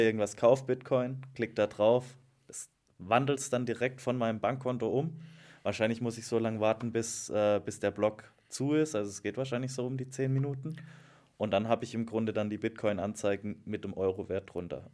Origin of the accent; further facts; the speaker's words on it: Black Forest, Baden-Württemberg, Germany; aus auch meiner Heimat, aus dem Schwarzwald